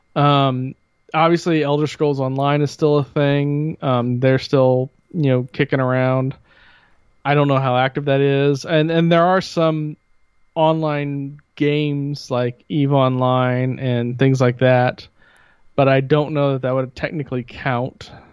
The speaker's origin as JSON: {"language": "English", "town": "Bloomington", "country": "United States", "tie": "born or raised there", "said": "growing up in Bloomington"}